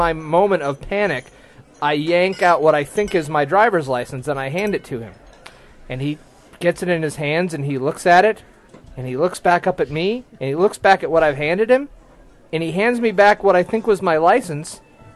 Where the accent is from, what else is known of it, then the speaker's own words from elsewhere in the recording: Ann Arbor, Michigan, United States; Ann Arbor, my hometown